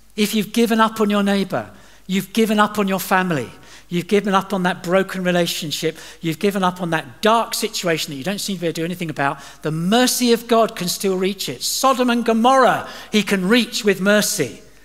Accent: England, United Kingdom; also born or lived in Dubai / Doha; I'm from uh, England.

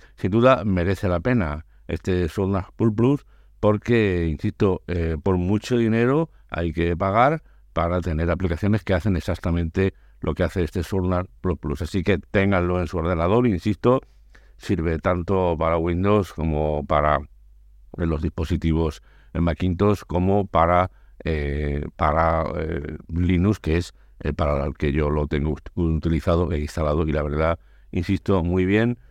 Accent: Andalusia, Spain; mi tierra, a Andalucía

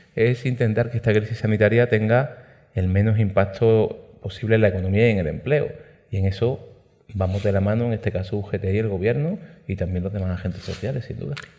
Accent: Málaga province, Andalusia, Spain; Málaga, en mi provincia

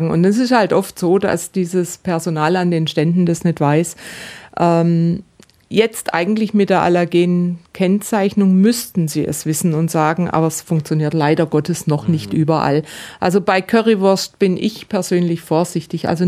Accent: Baden-Württemberg, Germany; Und dann gibt es in meiner Heimat in Baden, da gibt es die Buberspitzle.

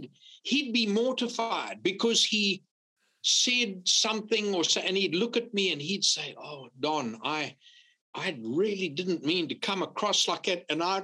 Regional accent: Louisiana, United States; And then, of course, I'd always tell them I'm from Louisiana, and some of them, especially from the northern states, they'd say, oh, I thought you sounded like a Cajun.

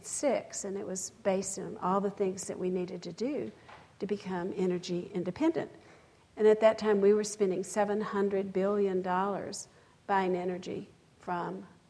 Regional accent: West Texas, United States; I come from West Texas where there's cotton fields and windmills everywhere

